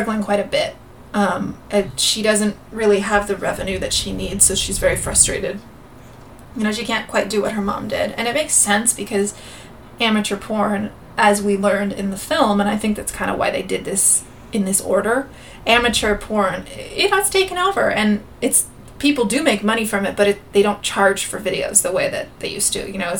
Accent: Gilroy, California, United States; Growing up in Gilroy, California, it's a bedroom community

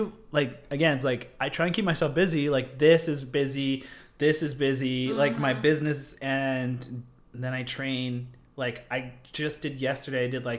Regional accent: United States; being Native American and being a Hopi, running is a big part of our culture.

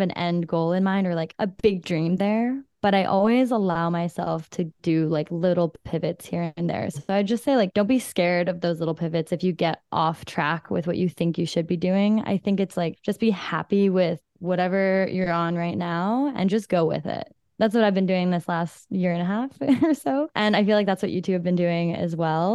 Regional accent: small town Alberta, Canada; moved away as an adult; now in Vancouver, Canada; a small town Alberta transplant

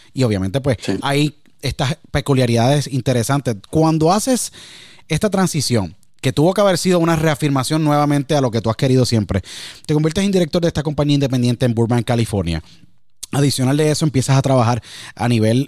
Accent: Puerto Rico; moved away; me acuerdo muchísimo cuando me fui de Puerto Rico

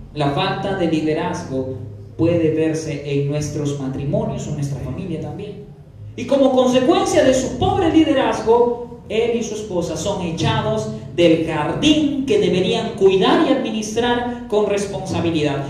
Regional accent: Peru; como pueblo peruano

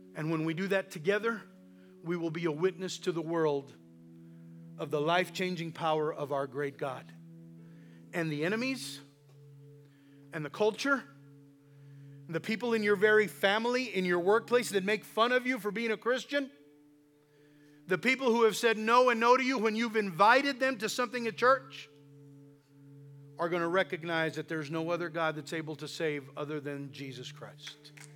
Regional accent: the Valley, South Texas, United States; we're from the South Texas and we're from the Valley, so that's English and Spanish

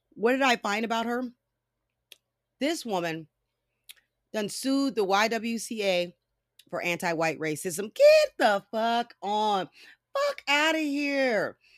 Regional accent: California, United States; I'm from California

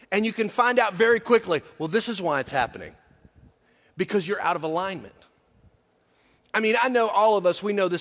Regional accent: the South, United States; I'm from the South, so that's always my reference point.

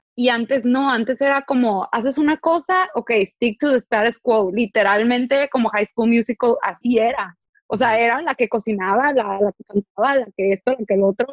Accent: Tijuana, Baja California, Mexico; Yo, yo soy del norte, o sea, yo soy de Tijuana

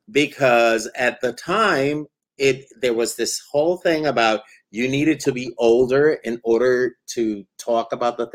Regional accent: Puerto Rico; also born or lived in New York; so, soy de Puerto Rico. I'm from Puerto Rico, and uh, yeah. uh, and and from New York, of course.

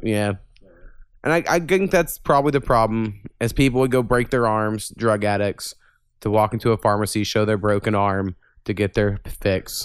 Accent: Jefferson County, Oklahoma, United States; we're from Jeffco, Jefferson County

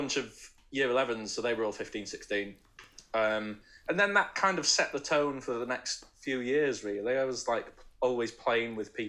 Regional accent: Sheffield, Yorkshire and the Humber, United Kingdom; moved away; I'm from Sheffield, originally.

